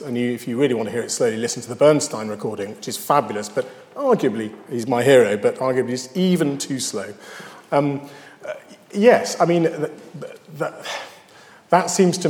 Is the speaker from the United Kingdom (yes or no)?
yes; United Kingdom; Oh, I'm British, so I must like Vaughan Williams